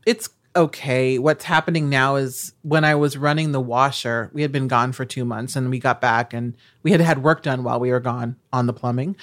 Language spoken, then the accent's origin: English; Nebraska, United States; moved away; I'm from Nebraska